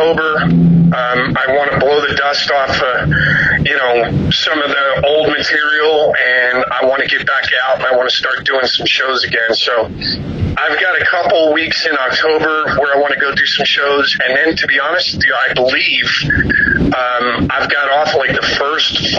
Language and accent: English; Philadelphia, Pennsylvania, United States; moved away; I'm originally from Philadelphia.